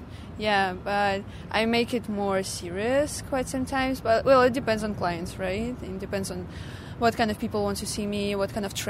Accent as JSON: {"language": "English", "region": "Crimea", "country": "Ukraine", "lives_now": "Victoria, Canada", "said": "Yeah, I came from Crimea, which is now probably Russia or Ukraine, I'm not sure. And I moved to Victoria, which is in Vancouver Island, and I'm moving to Vancouver quite sometimes."}